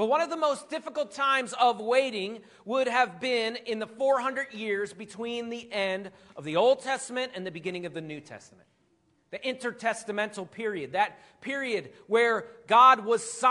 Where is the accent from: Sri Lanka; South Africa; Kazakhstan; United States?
United States; Philadelphia, Pennsylvania; I'm from Philadelphia, and we boo everything. We boo Santa Claus, all of it. So that's what I grew up